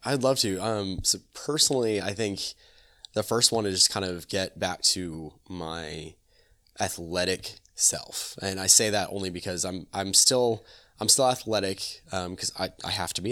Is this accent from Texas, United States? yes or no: no; Apopka, Florida, United States; also born or lived in Altamonte Springs; I'm born and raised in Apopka. I'm born and raised in this, in this community